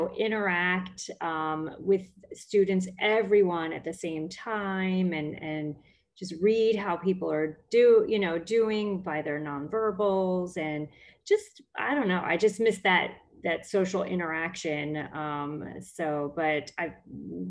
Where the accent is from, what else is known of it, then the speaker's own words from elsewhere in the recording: New Jersey, United States; moved away as an adult; now in Florida, United States; I grew up in New Jersey, South Jersey